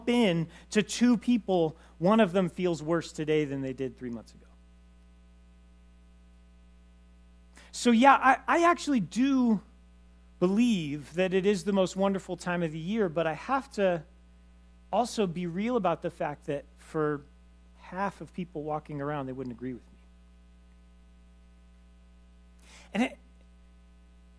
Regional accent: Los Angeles, California, United States; moved away; I grew up in Los Angeles

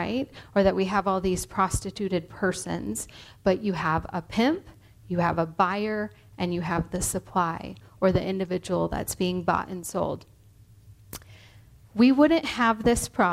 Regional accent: Truckee, California, United States; moved away; also born or lived in Hawaii; I grew up here in Truckee, and when I moved to Hawaii

